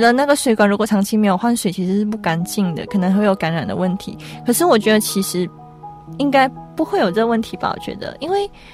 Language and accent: Chinese; Malaysia; moved away as an adult; now in Taiwan; 我们马来西亚算是一个回教国家嘛